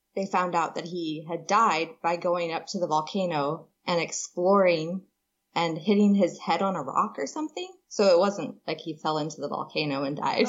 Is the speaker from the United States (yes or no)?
no; Papua New Guinea; I was born in Papua New Guinea